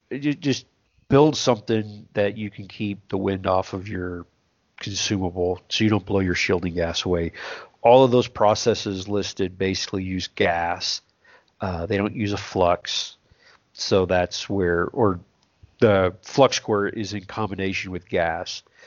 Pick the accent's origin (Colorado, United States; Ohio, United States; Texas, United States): Texas, United States; South; I grew up in South Texas